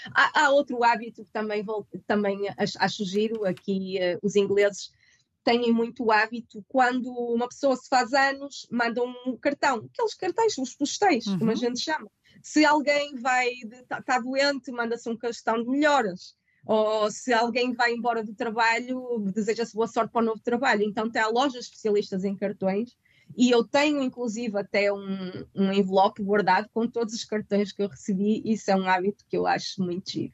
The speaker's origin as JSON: {"language": "Portuguese", "town": "Guimarães", "region": "Norte", "country": "Portugal", "moved": "as an adult", "lives_now": "London, United Kingdom", "said": "bem de Guimarães, sou do Norte, nós somos bastante, somos conhecidos por ser bastante diretos"}